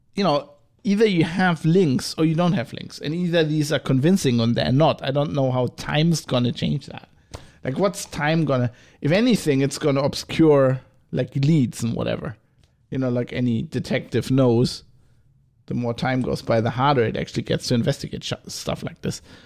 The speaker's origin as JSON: {"language": "English", "country": "Germany", "accent": "German", "said": "go back into my German accent."}